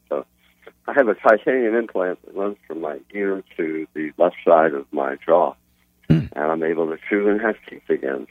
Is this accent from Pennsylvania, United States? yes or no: yes; Philadelphia, Pennsylvania, United States; moved away as an adult; now in Orlando, United States; I was born in Philadelphia.